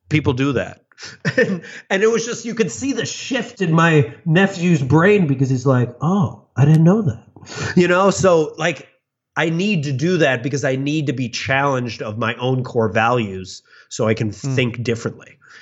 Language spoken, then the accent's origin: English; Chicago, Illinois, United States; I grew up in the suburbs of Chicago